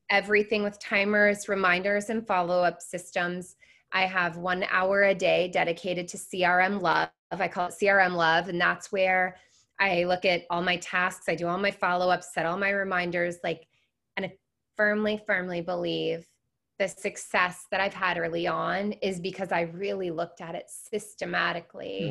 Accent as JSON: {"language": "English", "town": "Seattle", "region": "Washington", "country": "United States", "tie": "born or raised there", "also_born_or_lived": "Florida", "moved": "as an adult", "said": "I grew up in Seattle"}